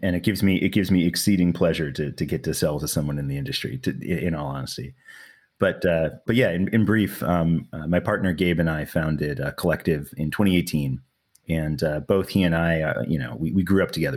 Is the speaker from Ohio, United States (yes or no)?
no; New York City, New York, United States; moved away as an adult; now in California, United States; New York City, man. I grew up in Manhattan